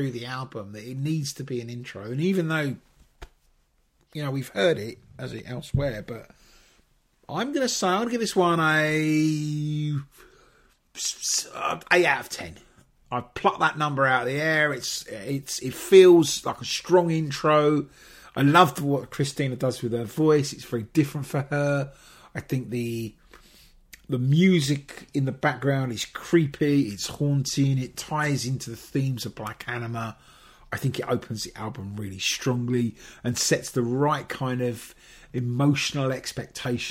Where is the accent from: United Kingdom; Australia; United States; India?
United Kingdom; England; we're all English